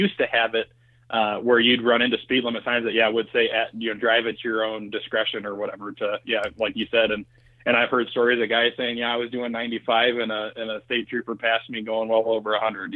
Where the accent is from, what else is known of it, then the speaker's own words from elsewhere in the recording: Iowa, United States; moved away as an adult; also born or lived in Virginia; now in Great Falls, United States; both my wife and I, we're both born and raised in Iowa